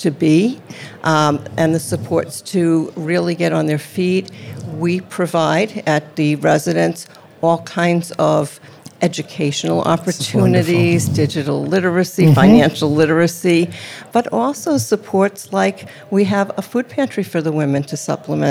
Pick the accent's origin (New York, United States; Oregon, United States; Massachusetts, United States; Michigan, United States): Massachusetts, United States; moved away; I'm from Massachusetts